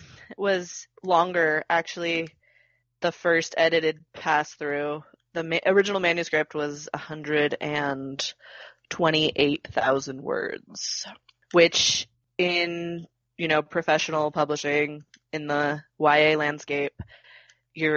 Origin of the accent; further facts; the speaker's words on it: Orange County, California, United States; I grew up in Orange County